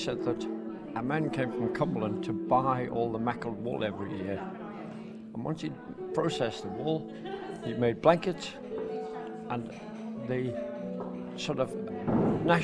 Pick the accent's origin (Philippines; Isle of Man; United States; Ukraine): Isle of Man; Maughold; I was born in Meckle 73 years ago.